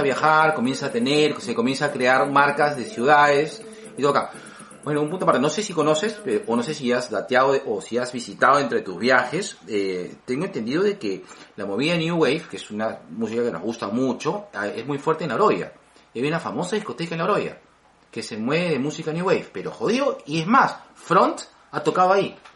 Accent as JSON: {"language": "Spanish", "region": "Lima", "country": "Peru", "said": "como buen peruano, clase mediano"}